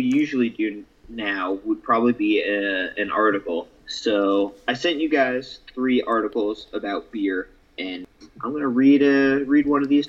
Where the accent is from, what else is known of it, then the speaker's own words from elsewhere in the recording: Vermont, United States; moved away as an adult; also born or lived in Pennsylvania; now in California, United States; So I'm originally from Vermont. And then Sam and I went to school in Pennsylvania where we met, and now I live in California.